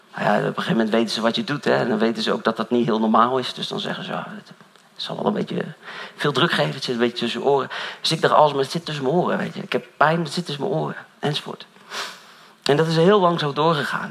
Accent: Dronten, Flevoland, Netherlands; Ik kom uit Dront en zo allemaal, die kant op

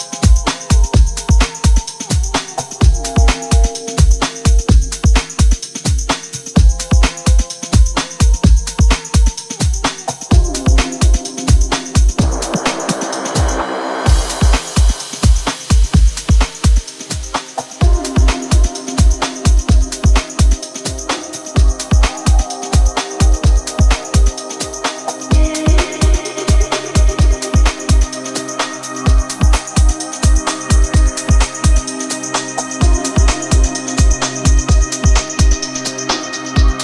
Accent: Tampa, Florida, United States; also born or lived in Land O' Lakes, Florida; Tampa, Florida, born and raised

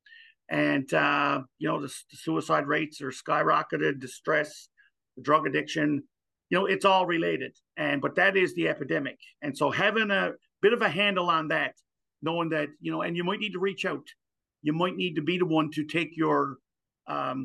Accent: Newfoundland and Labrador, Canada; Gander used to be another U.S. naval base here, and now it's a Canadian one in the province of Newfoundland

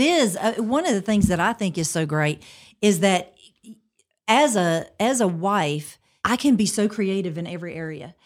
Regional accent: Montgomery, Alabama, United States; also born or lived in Pike Road, Alabama; I am from Montgomery, um, originally, and I live in Pike Road, so not far from there now

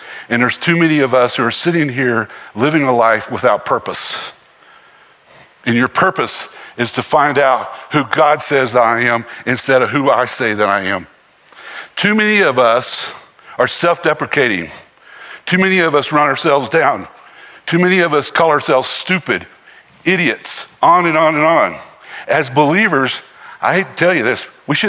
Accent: Harrisburg, North Carolina, United States; Growing up in Harrisburg, North Carolina, out in the country

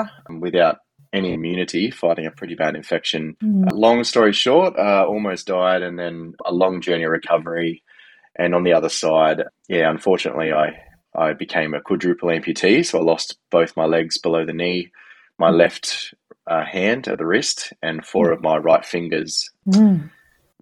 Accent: Canberra, Australian Capital Territory, Australia; I grew up in Canberra

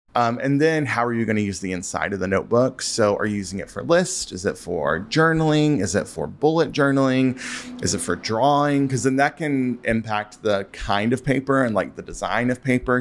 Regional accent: Western North Carolina, United States; now in Chicago, United States; I grew up in North Carolina and Western North Carolina

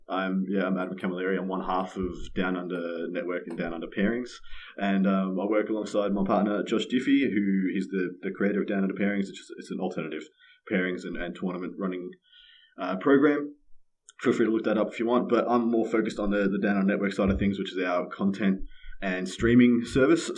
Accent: Victoria, Australia; my home state, Victoria

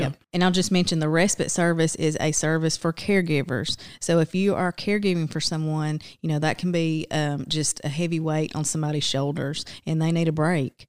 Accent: Silver Creek, Georgia, United States; I was born and raised across town just outside of Rome in Silver Creek.

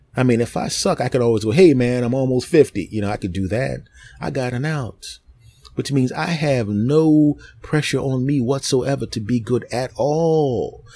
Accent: Philadelphia, Pennsylvania, United States; moved away; I'm from Philadelphia originally

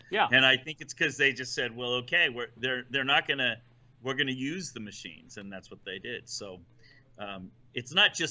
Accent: Ohio, United States; I'm from Ohio

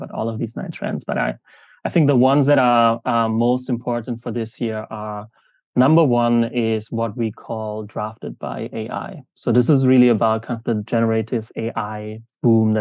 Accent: Germany; moved away; also born or lived in South Africa / Jakarta, Indonesia; I'm originally from Germany

